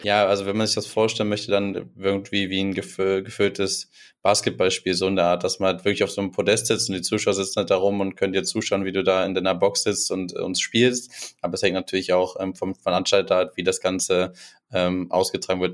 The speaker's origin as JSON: {"language": "German", "town": "Düsseldorf", "region": "North Rhine-Westphalia", "country": "Germany", "moved": "yes", "lives_now": "Dortmund, Germany", "said": "ich komme aus Düsseldorf, aber ich lebe in Dortmund"}